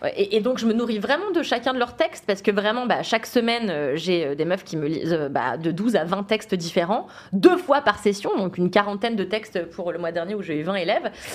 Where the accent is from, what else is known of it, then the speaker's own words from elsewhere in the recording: Levallois-Perret, Île-de-France, France; j'ai grandi à Levallois-Perret